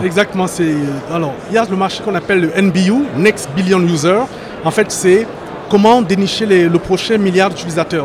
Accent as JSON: {"language": "French", "country": "France"}